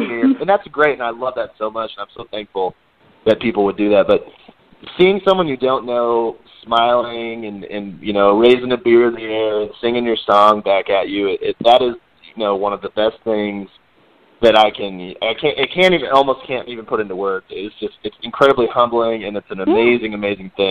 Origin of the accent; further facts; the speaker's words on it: Corpus Christi, Texas, United States; I grew up in Corpus Christi, Texas